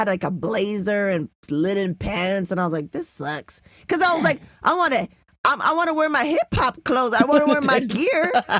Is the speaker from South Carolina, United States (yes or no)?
no; San Diego, California, United States; Growing up South Bay, San Diego, 2 exits away from the border.